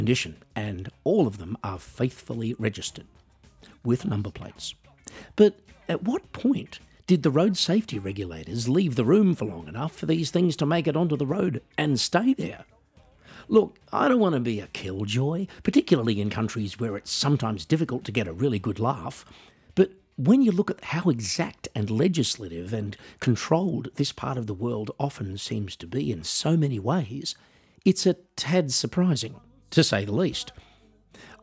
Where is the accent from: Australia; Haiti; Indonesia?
Australia; moved away as an adult; also born or lived in United States; growing up in Australia